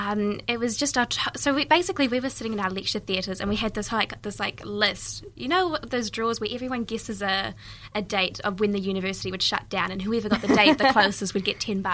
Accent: Dunedin, Otago, New Zealand; also born or lived in Vanuatu; I was born in Dunedin, and I've lived here my whole life.

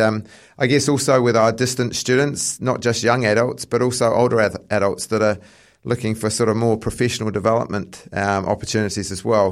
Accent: England, United Kingdom; now in New Zealand; I come from England, so I'm more of a football background

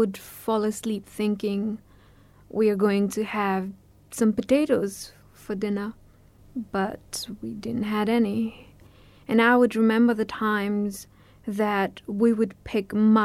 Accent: Nepal; moved away; I was born in February, a very cold winter month in Nepal. We lived in a refugee camp

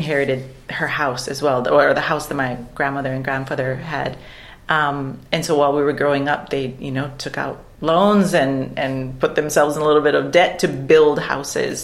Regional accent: Waimea, Hawaii, United States; moved away as an adult; also born or lived in Dunedin, New Zealand; now in New Zealand; Home for me is Waimea. It's a town on the island of Hawai'i. So I'm from Hawai'i

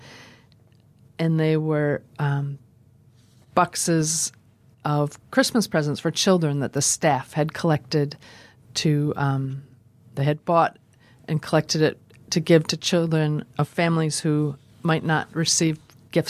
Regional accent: Minnesota, United States; now in Dunedin, New Zealand; I'm originally from Minnesota, where the days are becoming darker and things are getting very cold

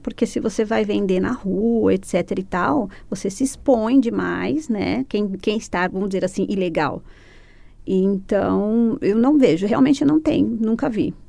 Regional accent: São Caetano do Sul, São Paulo, Brazil; moved away as an adult; also born or lived in Italy; now in Christchurch, New Zealand; eu sou de São Caetano do Sul, São Paulo

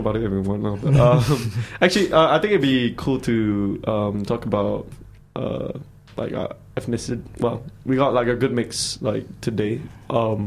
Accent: Malaysia; now in New Zealand; I am Malaysian Chinese

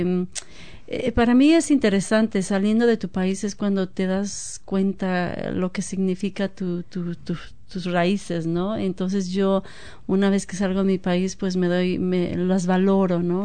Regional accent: Guadalajara, Jalisco, Mexico; moved away as an adult; also born or lived in Seattle; now in New Zealand; originaria de Guadalajara, México.

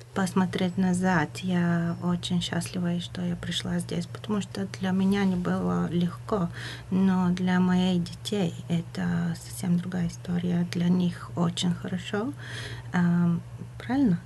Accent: Bulgaria; Russian is a second language; moved away; я говорю по-русски, но я не из России, а болгаркой

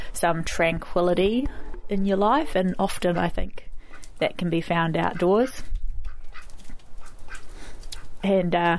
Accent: Dunedin, Otago, New Zealand; now in Lower Hutt, New Zealand; I come from Otipoti, Dunedin

